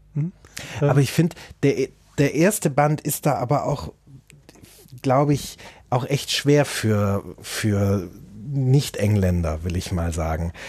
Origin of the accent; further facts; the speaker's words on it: Germany; als Deutscher